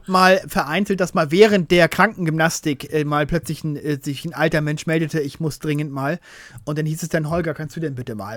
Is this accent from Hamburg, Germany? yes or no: yes; Hamburg, Germany; Wir als Hamburger